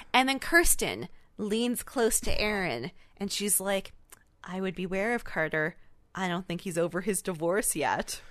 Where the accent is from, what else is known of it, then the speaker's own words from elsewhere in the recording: Canada; we're Canadian